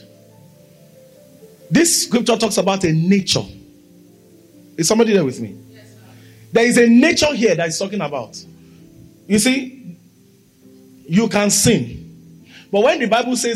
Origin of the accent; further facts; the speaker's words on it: Nigeria; I'm a Nigerian. My passport, my tongue, my birth, my name